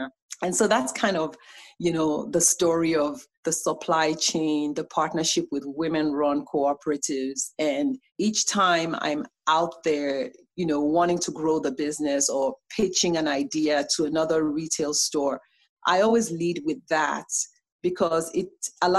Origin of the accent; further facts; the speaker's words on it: Nigeria; now in United States; as a Nigerian